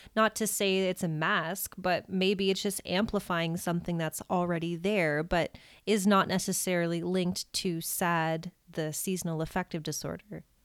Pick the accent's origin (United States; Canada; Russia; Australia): Canada; as a Canadian